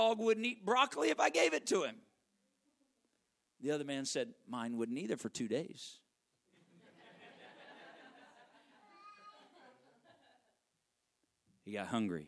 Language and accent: English; Arkansas, United States; moved away; I'm from Arkansas